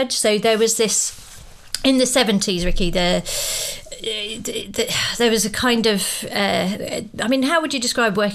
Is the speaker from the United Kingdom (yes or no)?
yes; Croydon, London, United Kingdom; I grew up in Croydon.